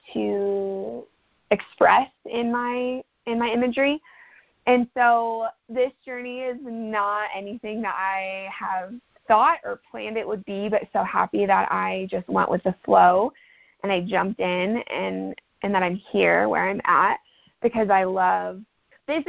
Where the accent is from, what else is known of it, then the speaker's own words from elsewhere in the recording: Ohio, United States; also born or lived in Dallas, Texas / Italy; now in Flagstaff, United States; I'm originally from Ohio and then lived in Dallas and lived in Italy and moved out to Flagstaff